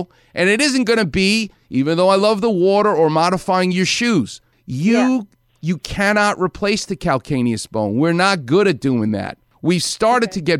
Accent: New York City, New York, United States; a New Yorker like me. I'm from Far Rockaway.

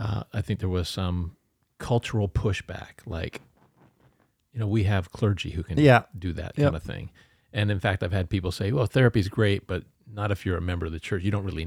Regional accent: Canada; because I grew up in Canada.

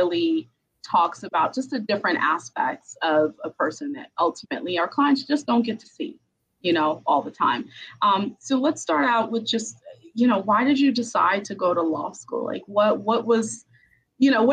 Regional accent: New York City, New York, United States; also born or lived in Haiti; I was born in Haiti and I came here when I was 2 years. I came to the U.S. when I was two. Grew up in, you know, Brooklyn, New York

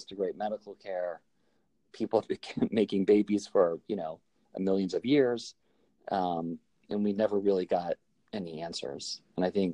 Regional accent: outside of Chicago, Illinois, United States; we grew up outside of Chicago

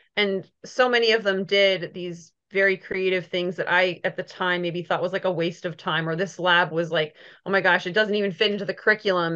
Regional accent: Minnesota, United States; moved away; also born or lived in Missouri; I grew up in Minnesota

